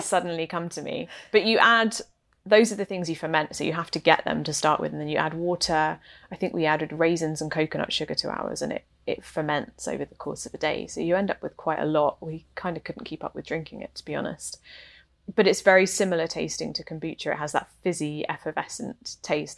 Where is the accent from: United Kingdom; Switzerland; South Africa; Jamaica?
United Kingdom; England; now in Canada; I am not Canadian. I am, in fact, English and, uh, grew up in the U K